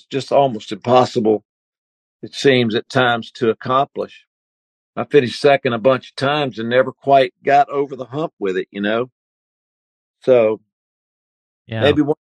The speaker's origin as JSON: {"language": "English", "country": "United States", "tie": "born or raised there", "said": "I grew up in North and South Carolina"}